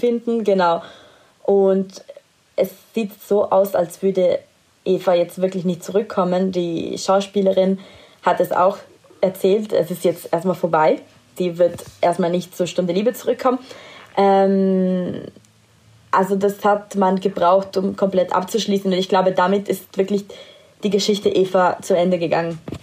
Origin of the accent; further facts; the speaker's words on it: Italy; moved away; in meiner Heimat. Er war in Italien